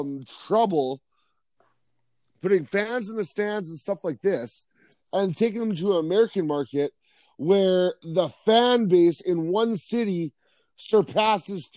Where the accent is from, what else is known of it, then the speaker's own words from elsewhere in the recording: Saskatchewan, Canada; I'm from Saskatchewan